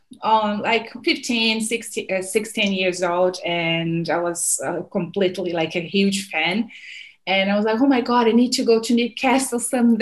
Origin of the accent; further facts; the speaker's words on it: Rio de Janeiro, Brazil; moved away as an adult; also born or lived in Canada / United States; now in Australia; I'm from Rio.